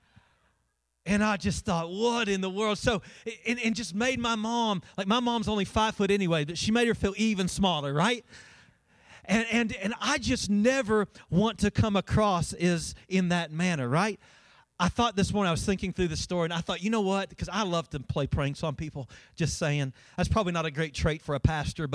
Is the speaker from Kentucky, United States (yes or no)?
yes; Winchester, Kentucky, United States; moved away as an adult; also born or lived in Colorado; I'm originally from Winchester. When I moved from Winchester to Colorado